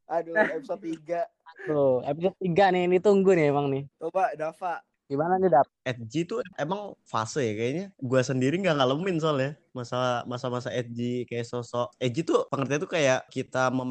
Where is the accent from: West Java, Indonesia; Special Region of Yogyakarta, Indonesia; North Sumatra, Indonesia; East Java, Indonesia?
West Java, Indonesia; Bekasi; dari asal gua di Bekasi sama di Jakarta tuh gak jauh beda orang-orangnya